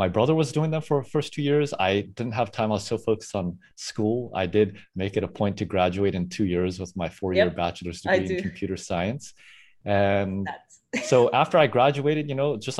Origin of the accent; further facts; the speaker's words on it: South Africa; now in San Francisco Bay Area, United States; I am originally from South Africa.